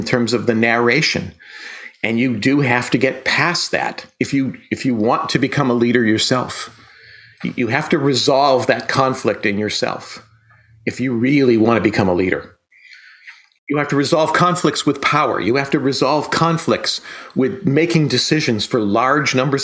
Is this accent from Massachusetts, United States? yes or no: yes; western Massachusetts, United States; I grew up here in Massachusetts